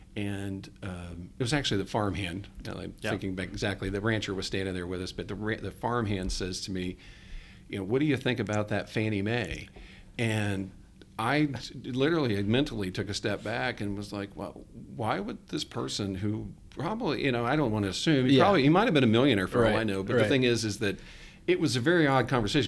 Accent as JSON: {"language": "English", "region": "Ohio", "country": "United States", "tie": "born or raised there", "moved": "yes", "said": "I'm from the Midwest, Ohio."}